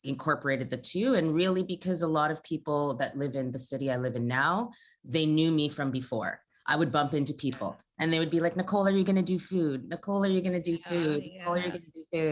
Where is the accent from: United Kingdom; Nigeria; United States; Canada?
Canada; I'm Canadian born, but my parents are Jamaican. So I have Jamaican roots and I was raised with Caribbean cooking.